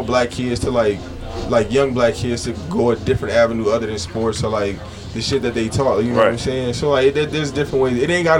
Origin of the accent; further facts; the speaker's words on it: Louisiana, United States; also born or lived in Tacoma, Washington; now in Houston, United States; I just recently moved to Houston, like literally about like a week ago. So, you know, like I said, I'm from Louisiana. I got family out here in Houston, so I'm like familiar with the area. But I just recently moved like back to the South. I was living in Washington State.